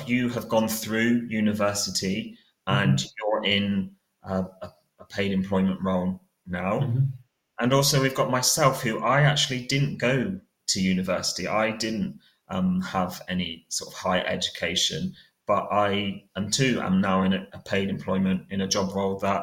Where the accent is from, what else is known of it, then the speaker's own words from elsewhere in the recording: Cornwall, South West England, United Kingdom; I'm 29 years old and I'm from Cornwall